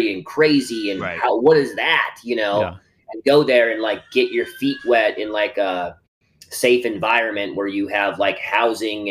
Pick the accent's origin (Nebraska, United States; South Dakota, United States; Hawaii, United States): South Dakota, United States; Howard; moved away as an adult; also born or lived in Los Angeles; I'm from rural South Dakota, like a town of 800 people.